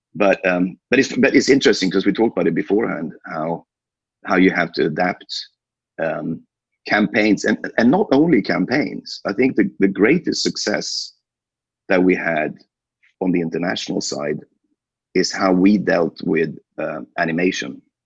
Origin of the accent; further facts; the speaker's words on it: Sweden; born and raised in Sweden